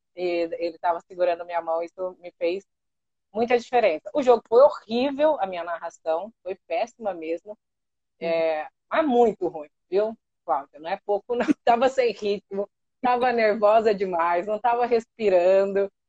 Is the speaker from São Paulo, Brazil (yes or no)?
yes; Catanduva, São Paulo, Brazil; also born or lived in Paraná; eu nasci no Paraná mas eu fui muito pequenininha para o interior de São Paulo